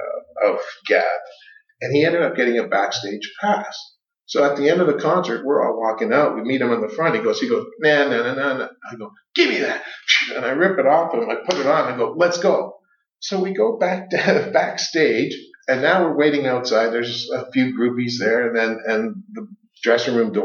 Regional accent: Toronto, Ontario, Canada; also born or lived in North York / Scarborough / Mississauga; now in Alliston, Canada; Born and raised in Toronto.

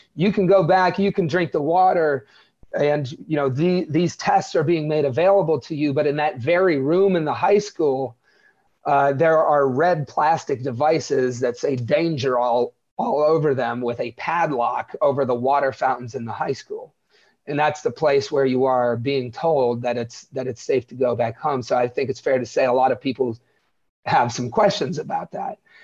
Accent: Wellsville, Ohio, United States; Where I grew up, Wellsville, is thirty-five hundred people

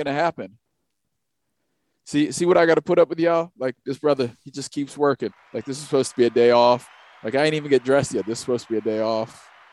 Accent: New York, United States; we didn't really get New York State history coming up through school.

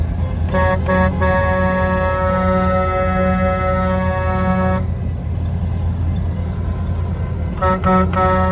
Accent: Winnipeg, Manitoba, Canada; also born or lived in Calgary, Alberta / Mirror, Alberta; now in Alberta, Canada; I'm actually from Winnipeg originally, moved out to Calgary in 1996

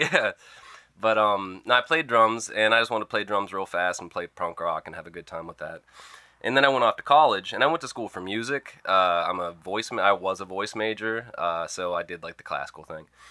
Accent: Oil City, Pennsylvania, United States; moved away; I come from Oil City, Pennsylvania, birthplace of the oil industry

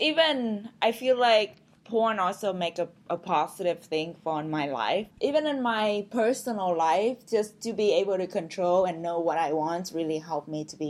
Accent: Vietnam; I mean, when I came from Vietnam, everything's pretty new here.

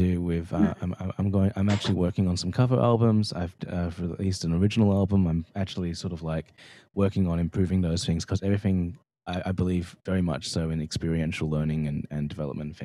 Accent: Australia; me being Australian

